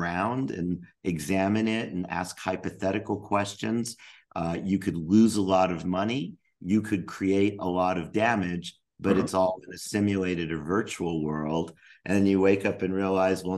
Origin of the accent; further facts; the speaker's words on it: Albuquerque, New Mexico, United States; I grew up in Albuquerque, New Mexico